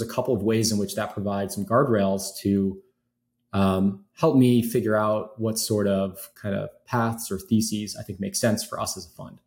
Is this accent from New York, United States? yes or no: no; Chicago, Illinois, United States; I grew up in Chicago